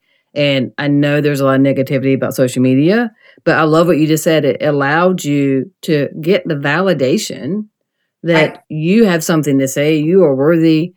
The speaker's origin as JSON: {"language": "English", "region": "South Carolina", "country": "United States", "said": "I'm from South Carolina"}